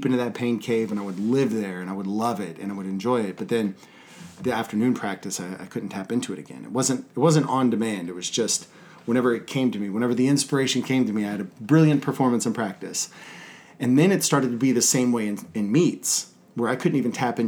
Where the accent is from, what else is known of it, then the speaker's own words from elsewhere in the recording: Texas, United States; I was from Texas